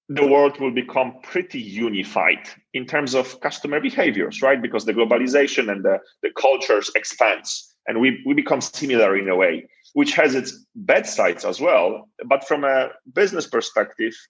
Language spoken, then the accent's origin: English; Poland; I come from Poland